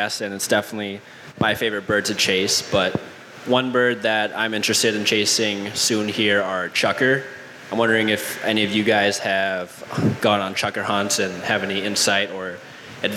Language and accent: English; Wisconsin, United States; now in New Hope, United States; I live in New Hope right now. I'm originally from Wisconsin, so grew up hunting grouse